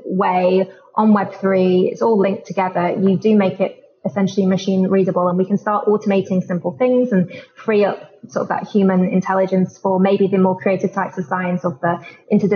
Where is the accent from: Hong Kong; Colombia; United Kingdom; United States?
United Kingdom; London; I'm from London